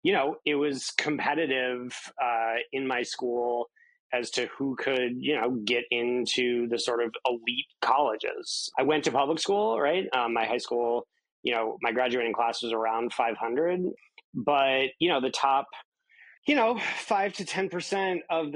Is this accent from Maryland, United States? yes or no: no; in Kansas, United States; I grew up in an fairly affluent suburb of Kansas City, Kansas City, Missouri being the city, even though like my little suburb is in Kansas